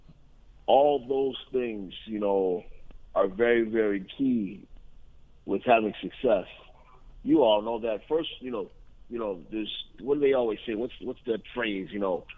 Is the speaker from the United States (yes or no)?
yes; Northeast, United States; also born or lived in Columbus, Ohio; I'm from the Northeast